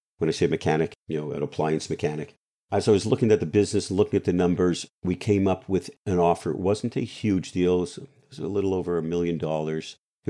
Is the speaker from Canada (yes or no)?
yes; Canada; now in United States; first of all, I'm Canadian. We don't sue anybody, right? Even though I became an American in 2007, we don't sue anybody.